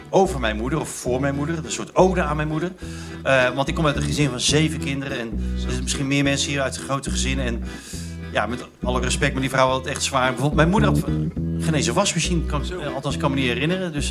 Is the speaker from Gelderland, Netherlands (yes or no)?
no; North Brabant, Netherlands; Ehm, nou, kom ik dus uit Brabant. Het is misschien niet helemaal meer te horen, maar ik kan het nog wel.